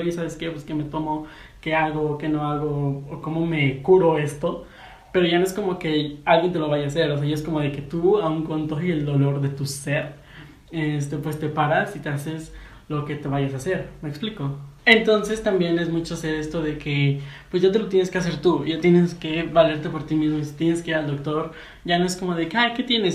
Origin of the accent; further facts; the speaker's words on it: Mexico; yo soy de México.